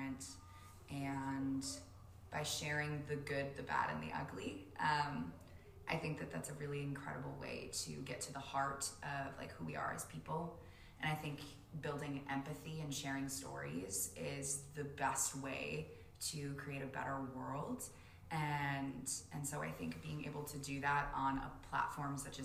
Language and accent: English; Alexandria, Minnesota, United States; also born or lived in Fargo, United States; I am actually born and raised in Alexandria, Minnesota